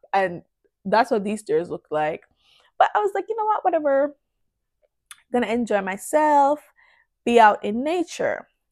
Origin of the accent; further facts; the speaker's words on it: Jamaica; moved away; also born or lived in Canada; as a Jamaican, you think you're I don't know how to put it. It's like because in Jamaica, the lifestyle it's pretty chill and stuff, but it's also like we don't take disrespect